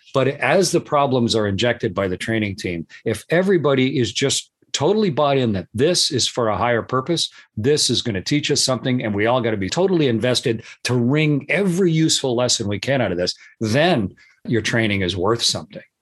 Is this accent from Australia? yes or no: no; Canada; I'm Canadian